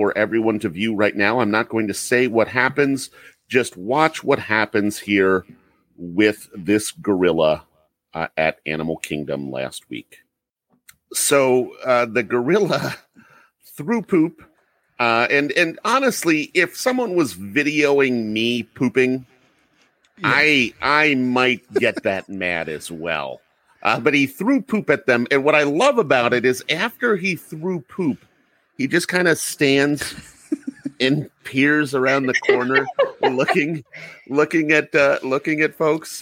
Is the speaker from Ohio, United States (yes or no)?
yes; Cincinnati, Ohio, United States; I live in Cincinnati. And it happened here in my hometown